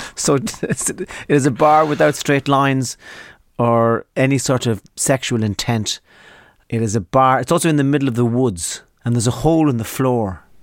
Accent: Donegal, Ulster, Ireland; I was born right up in the north of Ireland, uh, a place called Donegal

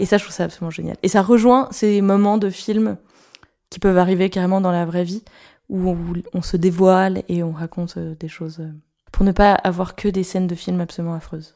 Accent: Paris, Île-de-France, France; J'ai grandi à Paris

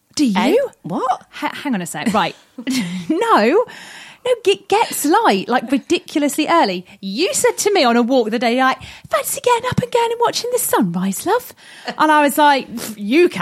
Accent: southern England, United Kingdom; accent: southern; my accent. People are like, oh, you're southern, you're posh

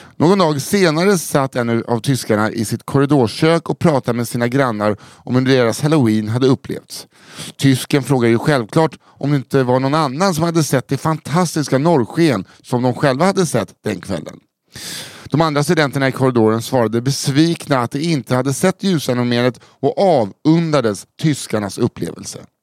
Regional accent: Stockholm, Stockholm County, Sweden; när jag växte upp på Söder

